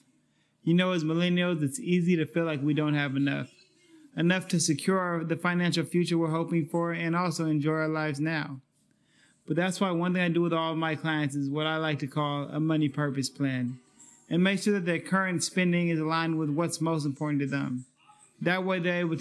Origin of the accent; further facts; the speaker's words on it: Sacramento, California, United States; this is my hometown.